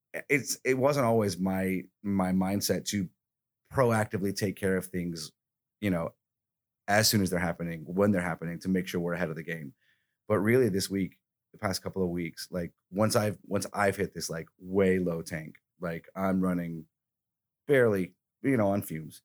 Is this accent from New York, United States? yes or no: no; Alabama, United States; moved away; I'm from Alabama